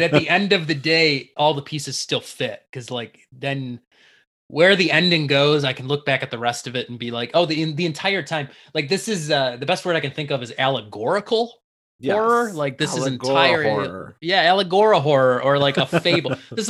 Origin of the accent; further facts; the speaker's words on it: Livonia, Michigan, United States; we used to go hang out in Livonia, where I live now too, my hometown as a kid as well.